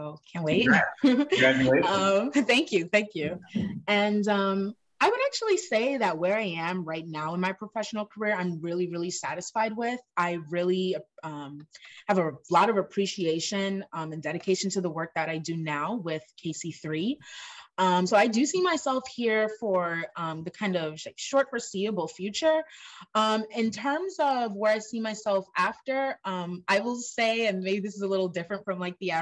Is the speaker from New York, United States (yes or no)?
yes; New York City, New York, United States; also born or lived in Brooklyn, New York; I was born and raised in Queens, New York. I live in Brooklyn, New York right now